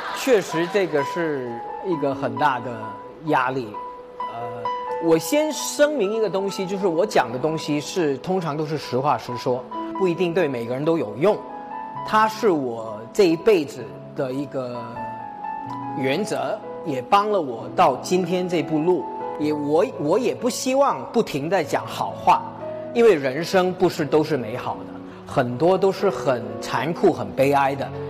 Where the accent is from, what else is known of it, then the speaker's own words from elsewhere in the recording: Hong Kong; moved away; 我家里呢，因为是华侨家庭，呃，我爸爸妈妈在泰国出生，五十年代回国建国，呃，他在北京认识，结了婚，去了香港。然后呢，在香港我出生了，我就，呃，糊糊涂涂地变成一个香港人